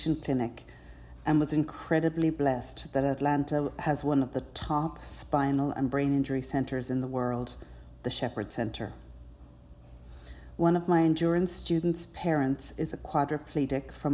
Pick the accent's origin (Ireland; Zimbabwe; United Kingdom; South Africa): Ireland; Cork, Munster; now in United States; As you can tell from my accent, I'm not actually American. I grew up in Ireland, in Cork